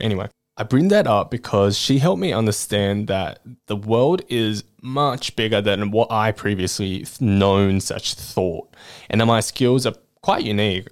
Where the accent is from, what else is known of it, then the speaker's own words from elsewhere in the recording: Australia; also born or lived in Chongqing, China; I spent majority of my life in Australia.